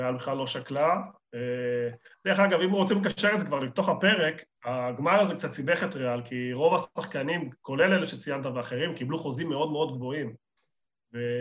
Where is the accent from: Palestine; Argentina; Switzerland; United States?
Argentina; now in Israel; אני ארגנטינאי